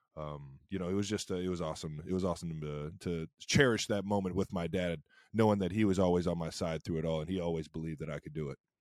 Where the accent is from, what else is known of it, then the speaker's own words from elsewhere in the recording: Cleveland, Ohio, United States; now in Kansas City, United States; growing up in Cleveland